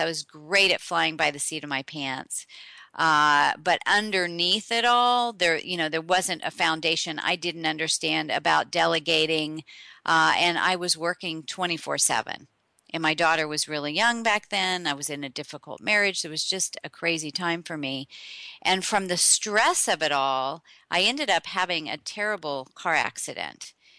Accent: Tulsa, Oklahoma, United States; I was born in Oklahoma, in Tulsa

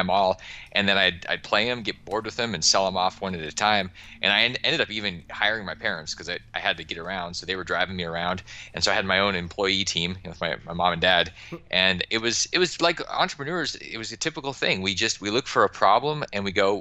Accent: Alaska, United States; back when I was growing up in Alaska

